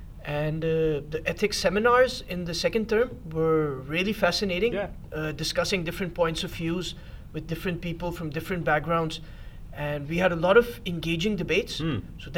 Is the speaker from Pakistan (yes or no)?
yes; Pakistan; I'm from Pakistan